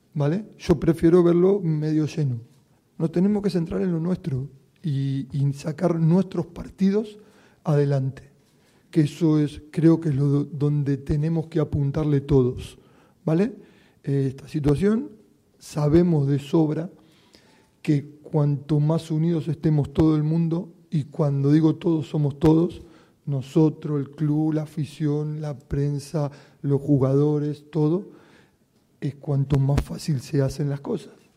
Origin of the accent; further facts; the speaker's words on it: Málaga, Andalusia, Spain; somos nosotros los malagueños